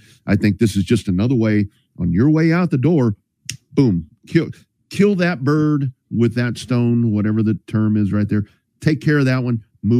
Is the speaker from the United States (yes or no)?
yes; Round Rock, Texas, United States; I told her I'm from Round Rock